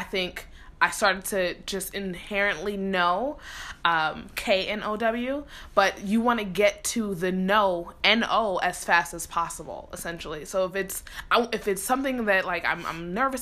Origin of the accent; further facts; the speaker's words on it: New York City, New York, United States; moved away as an adult; also born or lived in Philadelphia, Pennsylvania; growing up in the Bronx